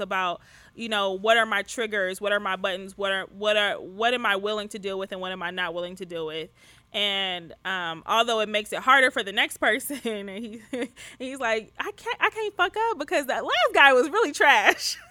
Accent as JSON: {"language": "English", "town": "Detroit", "region": "Michigan", "country": "United States", "tie": "born or raised there", "moved": "yes", "said": "I grew up poor. I'm from Detroit. I grew up poor."}